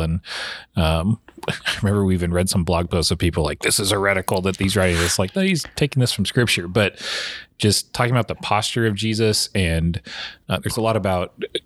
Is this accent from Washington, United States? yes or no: yes; Washington, United States; I grew up in Washington